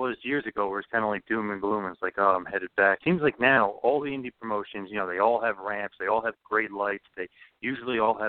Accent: New Jersey, United States; my home state of New Jersey

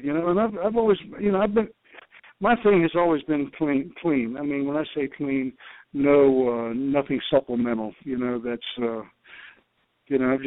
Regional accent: New York City, New York, United States; I was born in Brooklyn, and we talked New York talk

